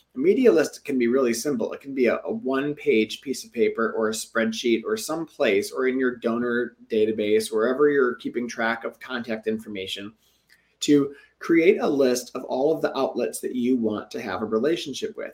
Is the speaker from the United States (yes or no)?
yes; Detroit, Michigan, United States; Metro Detroit, my hometown